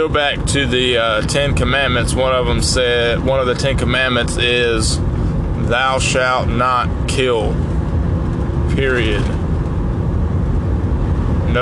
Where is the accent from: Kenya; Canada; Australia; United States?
United States; I was born in the United States